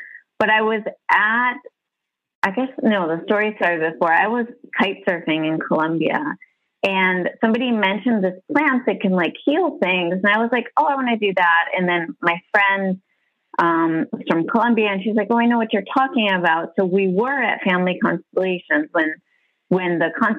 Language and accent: English; Massachusetts, United States; moved away as an adult; now in Miami, United States; I'm originally from Massachusetts.